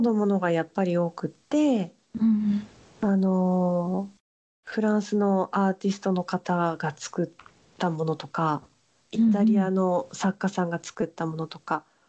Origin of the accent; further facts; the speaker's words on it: Fukui, Japan; moved away as an adult; also born or lived in Niigata; now in Paris, France; 生まれは新潟で育ったのは福井ですね